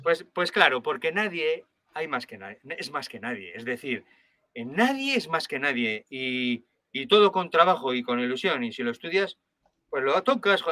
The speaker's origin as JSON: {"language": "Spanish", "town": "Logroño", "region": "La Rioja", "country": "Spain", "said": "yo soy de Logroño y, yo estoy en, el Bajo Aragón tocando como un maño más"}